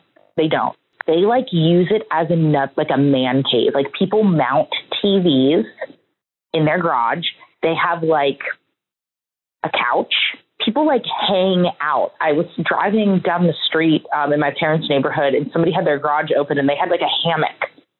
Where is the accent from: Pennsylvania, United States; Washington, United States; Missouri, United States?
Pennsylvania, United States; Pittsburgh; now in Houston, United States; I am originally from Pittsburgh, Pennsylvania